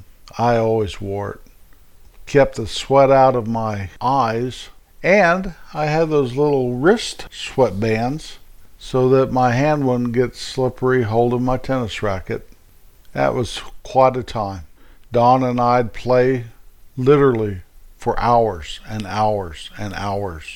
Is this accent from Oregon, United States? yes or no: no; hometown near Denver, Colorado, United States; in my hometown, which was about 5 miles away from the YMCA